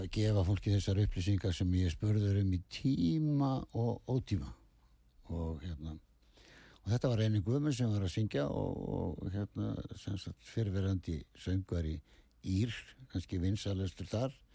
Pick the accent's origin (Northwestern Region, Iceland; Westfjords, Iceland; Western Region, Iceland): Westfjords, Iceland; Ísafjörður; við erum allir frá Ísafjörði